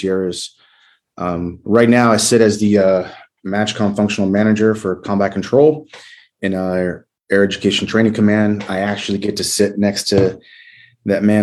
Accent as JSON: {"language": "English", "town": "San Diego", "region": "California", "country": "United States", "moved": "as an adult", "said": "I'm originally from San Diego, California."}